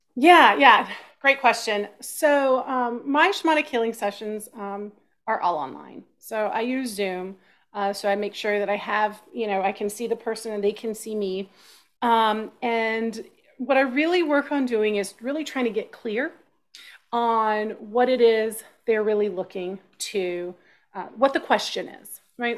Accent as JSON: {"language": "English", "town": "Austin", "region": "Texas", "country": "United States", "tie": "born or raised there", "said": "I grew up in Texas"}